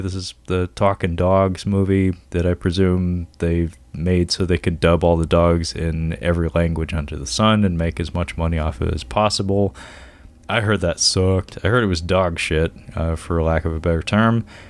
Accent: Seattle, Washington, United States; I'm from Seattle, born and raised

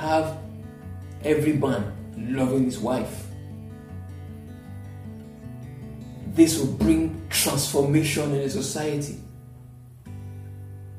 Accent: Ilorin, Kwara, Nigeria; now in Lagos, Nigeria; growing up in Ilorin, my father had a farm

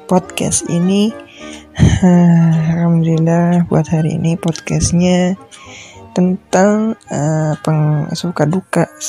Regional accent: Surakarta, Central Java, Indonesia; aku sedang ada di Solo di tempat kelahiranku di tempatku ber uh, tempat aku besar tempat kelahiranku tempat aku besar tempat orang tua aku juga

